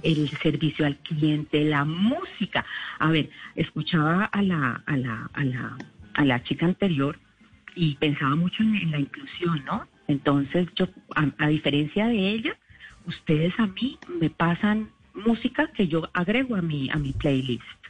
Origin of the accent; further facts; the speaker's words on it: Colombia; moved away as an adult; also born or lived in England; now in United Kingdom; yo como colombiana en el exterior